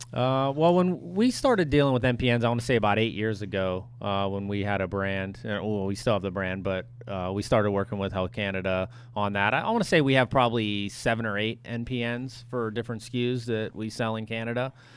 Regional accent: United States; as an American

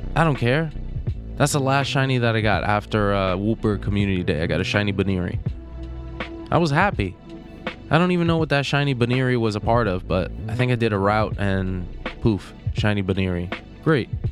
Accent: East Coast, United States; now in Los Angeles, United States; I'm from the East Coast

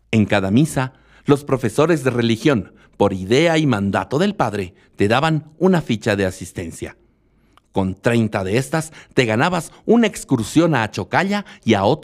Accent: La Paz, Bolivia; born there; now in El Alto, Bolivia; Pero como un boliviano paseño de nacimiento, alteño de residencia y aymara de alma y corazón se interesó por Alemania?

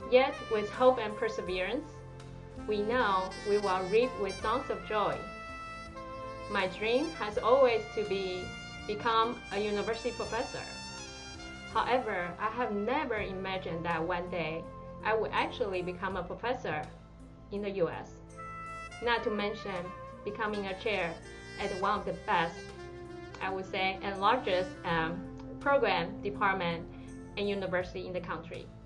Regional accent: Taiwan; English is a second language; moved away as an adult; now in United States; I'm originally from Taiwan, a very small but beautiful island close to China.

